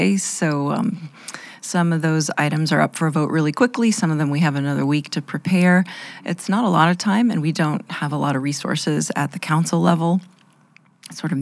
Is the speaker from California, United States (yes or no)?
no; Portland, Oregon, United States; moved away as an adult; also born or lived in East Coast; now in Lincoln, United States; I'm originally from Portland, Oregon